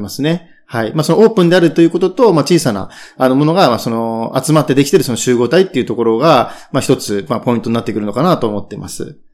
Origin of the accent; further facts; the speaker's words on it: Tokyo, Japan; 生まれは東京